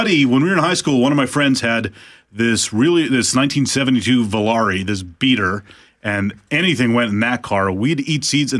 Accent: Altona, Manitoba, Canada; I'm from Altona, which is the sunflower capital of Manitoba.

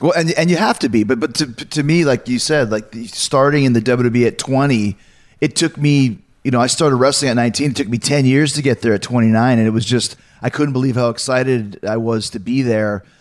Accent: Long Island, New York, United States; all three of us here are Long Islanders.

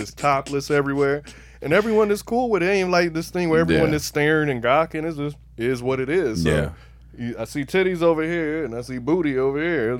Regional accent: Miami, Florida, United States; growing up in Miami

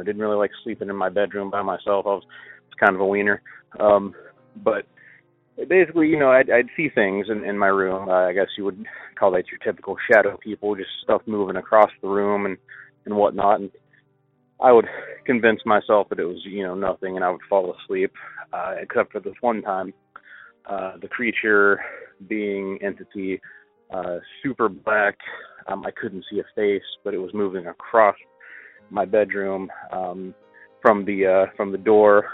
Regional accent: Appalachia, United States; growing up in the Appalachian region

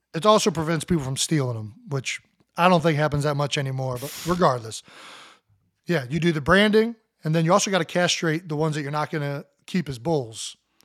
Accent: West Virginia, United States; I think going to the cousin's farm growing up in West Virginia got me interested in farming

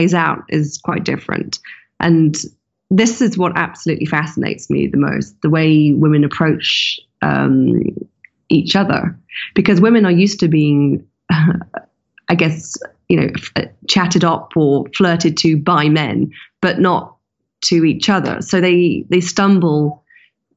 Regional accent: London, United Kingdom; London, my hometown

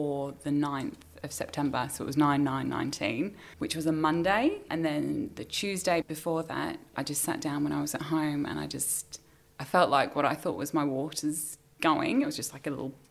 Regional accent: England, United Kingdom; moved away as an adult; also born or lived in Sydney, Australia; now in Australia; I was born in England. I came to Australia nearly 10 years ago.

